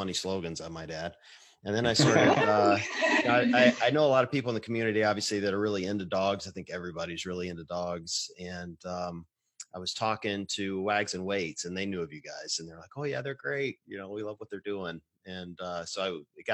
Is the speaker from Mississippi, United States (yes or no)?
yes; Mississippi, United States; moved away as an adult; also born or lived in Midwest; I'm from the Deep South, raised in Mississippi